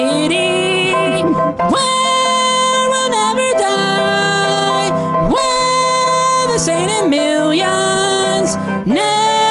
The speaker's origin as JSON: {"language": "English", "town": "Salisbury", "region": "North Carolina", "country": "United States", "tie": "born or raised there"}